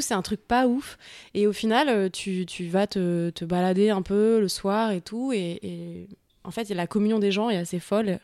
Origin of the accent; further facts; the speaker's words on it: Paris, Île-de-France, France; Je suis née à Paris, j'ai grandi à Paris, dans le 15e arrondissement de Paris.